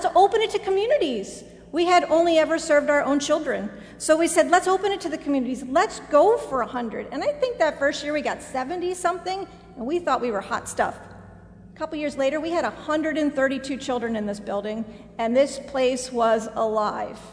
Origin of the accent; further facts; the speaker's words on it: outside of Philadelphia, Pennsylvania, United States; I was raised outside of Philadelphia